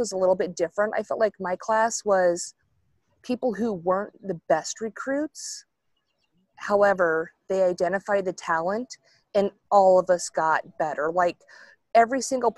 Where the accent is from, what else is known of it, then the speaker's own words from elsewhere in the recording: Wyoming, United States; moved away; also born or lived in Gillette, Wyoming; I grew up in Wyoming.